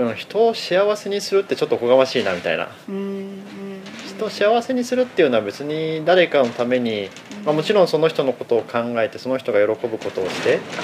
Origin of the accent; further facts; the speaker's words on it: Aichi, Japan; also born or lived in Kamakura, Kanagawa; もともとで言うと愛知県で生まれ育って。